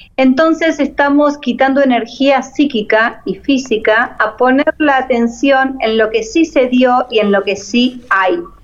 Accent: Argentina; moved away as an adult; now in Panama; Yo soy argentina, pero estoy viviendo ahora en Panamá

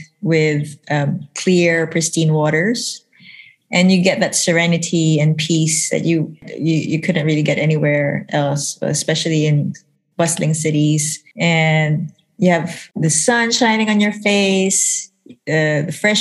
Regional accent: Philippines; I'm from the Philippines.

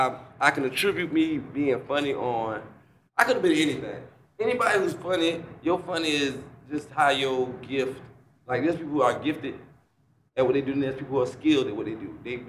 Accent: New Jersey, United States; growing up in Jersey with a single-parent house, four kids, poor as fuck

